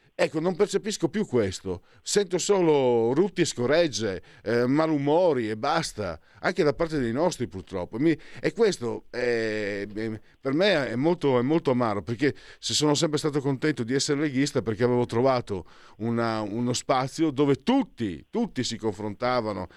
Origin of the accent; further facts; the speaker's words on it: Italy; also born or lived in Veneto; io vengo dal Friuli, dal Veneto